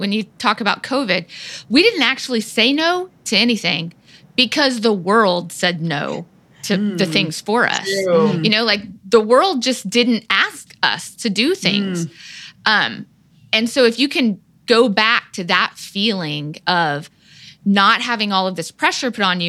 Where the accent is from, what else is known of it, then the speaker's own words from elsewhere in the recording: Texas, United States; moved away; I grew up in Texas.